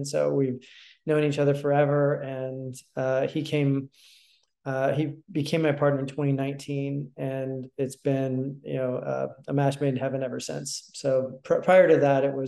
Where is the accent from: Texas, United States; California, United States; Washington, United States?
Texas, United States; Houston; also born or lived in Austin, Texas; I grew up in Houston, and I moved to Austin for university in 1998.